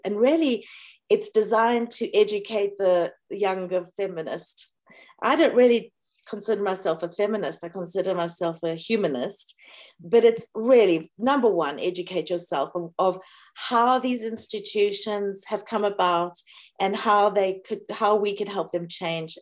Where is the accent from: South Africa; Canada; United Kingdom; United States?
South Africa; when people attacked me for being South African